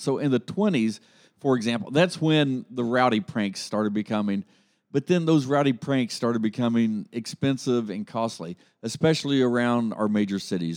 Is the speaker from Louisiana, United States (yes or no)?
no; Grove City, Ohio, United States; I grew up in Grove City, Ohio